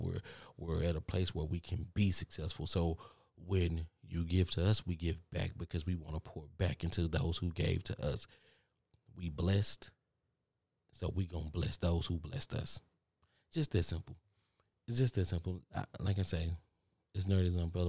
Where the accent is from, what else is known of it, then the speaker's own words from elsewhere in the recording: Texas, United States; accent: country; some of y'all telling me that I got a country accent and I don't hear it because I'm from Texas